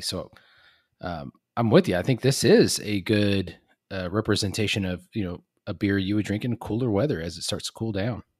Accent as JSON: {"language": "English", "region": "Texas", "country": "United States", "tie": "born or raised there", "said": "I grew up in Texas"}